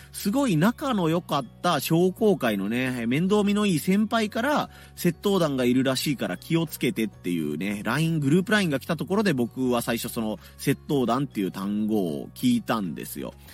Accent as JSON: {"language": "Japanese", "region": "Hiroshima", "country": "Japan", "tie": "born or raised there", "said": "地元広島"}